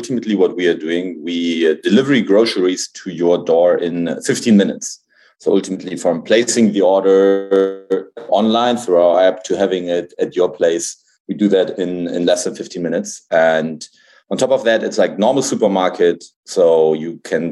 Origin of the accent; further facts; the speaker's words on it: Hamburg, Germany; moved away as an adult; I grew up in Hamburg. Like I was born in Hamburg. I grew up there like until the end of high school, so didn't really move or anything.